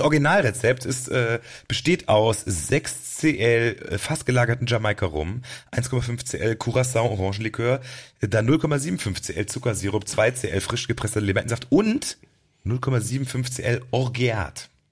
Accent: Cologne, North Rhine-Westphalia, Germany; wir kommen ja aus Stammheim

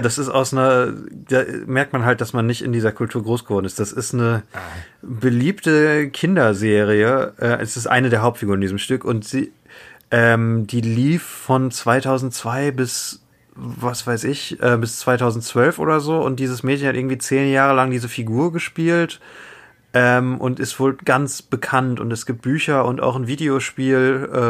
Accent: Germany; für uns als Deutsche

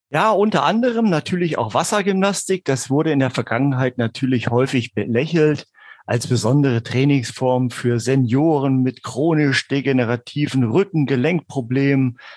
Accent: Hesse, Germany; was mich dann auch mal im Bereich Hessen, da wo ich herkomme eigentlich, ähm, mhm. ja, auch bis auf die Landesebene gebracht hat.

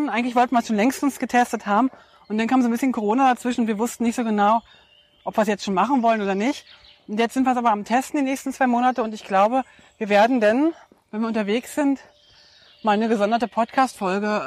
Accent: Brandenburg, Germany; Und dieses Zuhause ist äh, tatsächlich da, wo ich herkomme, ähm, im Brandenburger Land bei Berlin.

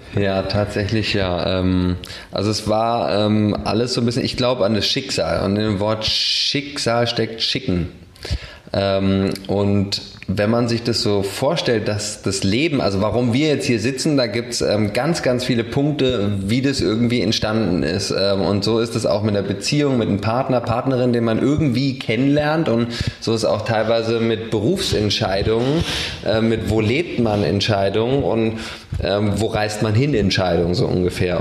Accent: Berlin, Germany; also born or lived in Spandau, Berlin; ich bin nicht in Dahlem geboren, sondern weiß nicht, irgendwo in Spandau und bin in Charlottenburg groß geworden

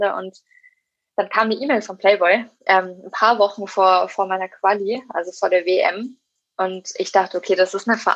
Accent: Erlangen, Bavaria, Germany; in meiner Heimatstadt in Erlangen und auch hier in Nürnberg zum Beispiel

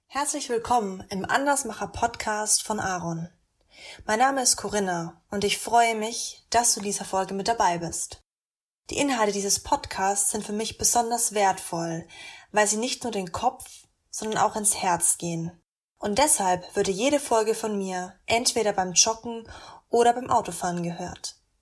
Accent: Westerwald, Rhineland-Palatinate, Germany; ich komme aus dem, aus dem Westerwald

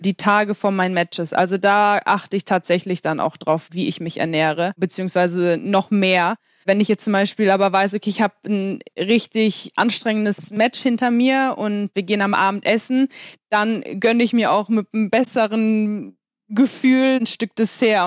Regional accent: Kiel, Schleswig-Holstein, Germany; ich bin ja in Kiel aufgewachsen

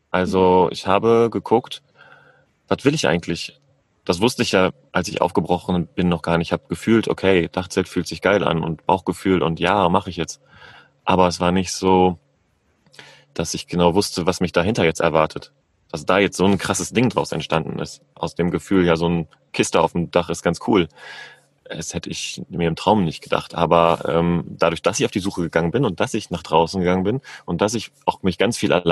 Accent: Northern Germany, Germany; ich bin 40 Jahre jung, ich komme ursprünglich aus Norddeutschland, bin in meinem Leben schon ganz schön viel durch die Gegend gereist

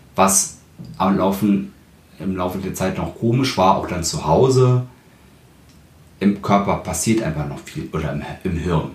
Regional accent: Berlin, Germany; ich bin ja auch Berliner

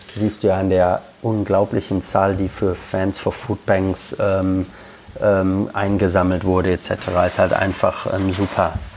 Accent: Lippstadt, North Rhine-Westphalia, Germany; also born or lived in London / Birmingham / Yorkshire; now in Liverpool, United Kingdom; in Lippstadt, wo ich herkomme, oder in Liverpool, wo ich lebe

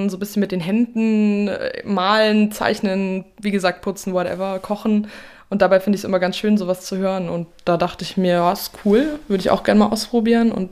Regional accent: Fulda, Hesse, Germany; now in Darmstadt, Germany; ich bin 24 Jahre alt, ich komme aus Fulda ursprünglich, bin da zur Schule gegangen und aufgewachsen und jetzt wohne ich seit drei Jahren in Darmstadt.

